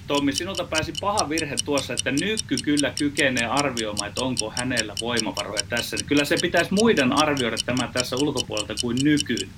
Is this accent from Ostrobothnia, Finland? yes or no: yes; Ostrobothnia, Finland; Meillä Pohjanmaalla käytetään vertausta ahneesta sijasta